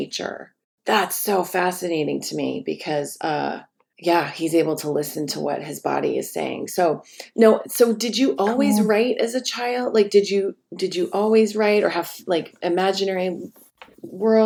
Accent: Colorado, United States; I grew up way outside in Colorado and my house backed up to a forest until I was 9. And then we moved closer to the city

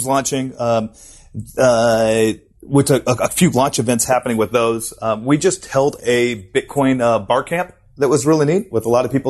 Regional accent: United States; moved away as an adult; also born or lived in San Francisco, United States / Munich, Germany; now in Sydney, Australia; my background is I'm American, you know, and I lived in San Francisco for 7 years before

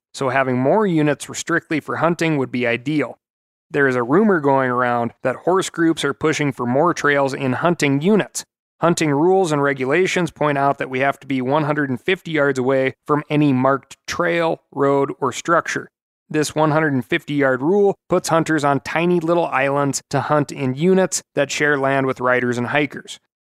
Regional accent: Jackson, New Jersey, United States; I grew up in Jackson, New Jersey, and they are taking so much beautiful land away to build homes, draining lakes, all stuff that needs to be stopped.

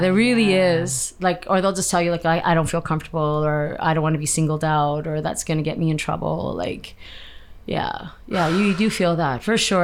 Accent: Canada; I'm Canadian, born and raised here

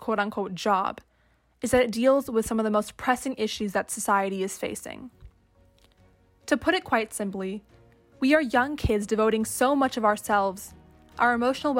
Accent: Barrington, Illinois, United States; I am from Barrington, a town in Illinois.

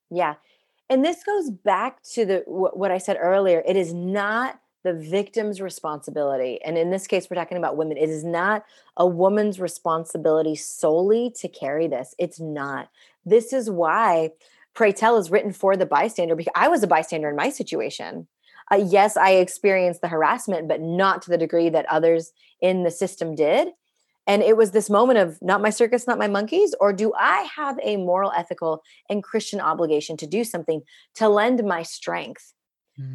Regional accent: India; now in United States; I'm an Indian immigrant woman living in the United States

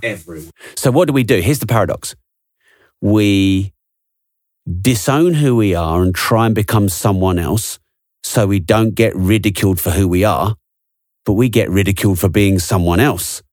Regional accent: England, United Kingdom; I'm English

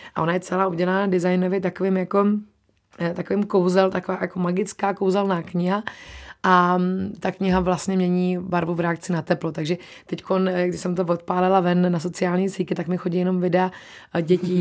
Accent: Czechia; also born or lived in New Zealand; my jsme zvyklí Češi, jíst maso

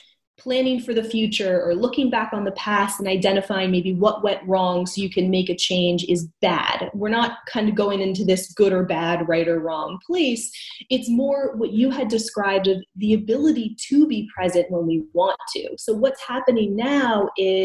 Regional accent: United States; now in Canada; I'm originally from the States

